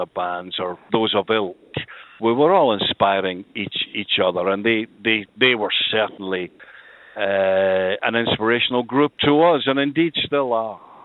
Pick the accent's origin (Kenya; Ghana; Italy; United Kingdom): United Kingdom; Glasgow, Scotland; I moved from the Gorbals in Glasgow, the infamous Gorbals, up to uh, it was a, then a, they were still building it, uh, the south side of Glasgow, a housing estate called Tory Glen